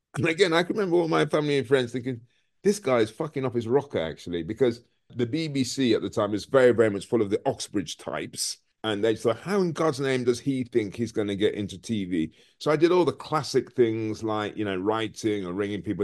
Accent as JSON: {"language": "English", "town": "Birmingham", "region": "West Midlands", "country": "United Kingdom", "tie": "born or raised there", "also_born_or_lived": "Frankfield, Clarendon, Jamaica", "said": "I was brought up in a place called Smoreheath in Birmingham."}